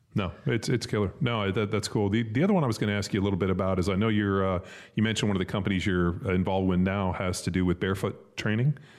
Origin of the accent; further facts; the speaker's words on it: Southern California, United States; I grew up in Southern California